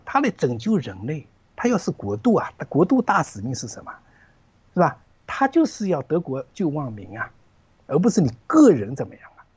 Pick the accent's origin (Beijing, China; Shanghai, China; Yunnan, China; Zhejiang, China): Zhejiang, China; moved away; 我老家是浙江的一个老家，一个小， 小镇啊，小镇上啊，江南的一个小镇上